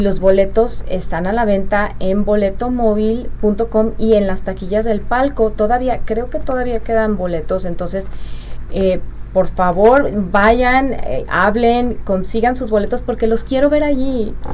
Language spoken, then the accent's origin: Spanish; Guadalajara, Jalisco, Mexico; moved away as an adult; also born or lived in Connecticut, United States; now in Arkansas, United States; Yo aquí crecí, aquí, aquí nací, aquí crecí, aquí, aquí me entrené como cantante de ópera y luego me fui a Estados Unidos